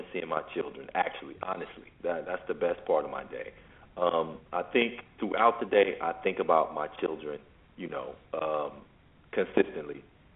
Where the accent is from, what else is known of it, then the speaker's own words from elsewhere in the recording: Chicago, Illinois, United States; I'm from Chicago. I'm from what's called the ghetto